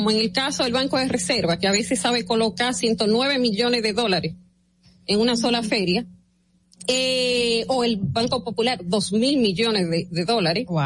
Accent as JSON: {"language": "Spanish", "country": "Dominican Republic"}